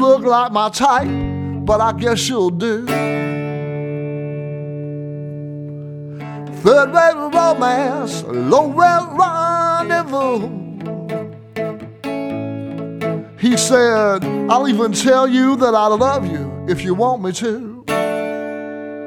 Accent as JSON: {"language": "English", "town": "Hamilton", "region": "Ohio", "country": "United States", "tie": "born or raised there", "moved": "yes", "lives_now": "Detroit, United States", "said": "I grew up in Hamilton, Ohio, which is between Cincinnati and Dayton."}